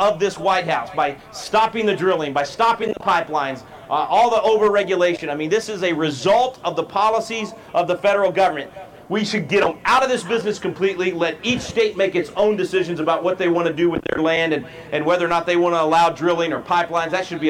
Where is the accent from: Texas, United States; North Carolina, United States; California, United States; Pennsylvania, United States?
Texas, United States; My home state of Texas is a disaster right now